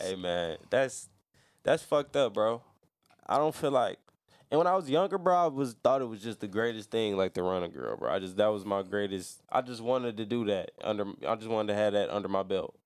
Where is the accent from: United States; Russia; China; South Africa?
United States; Louisiana; I'm from Louisiana. That's where I was born.